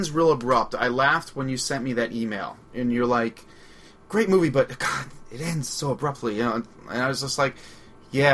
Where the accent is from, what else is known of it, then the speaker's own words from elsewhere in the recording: Long Island, New York, United States; accent: Long Island; my Long Island accent